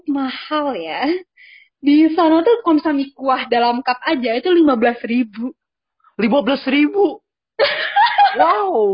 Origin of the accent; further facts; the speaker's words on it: Lombok, West Nusa Tenggara, Indonesia; Gue kan gue kan orang Lombok ya, Ben.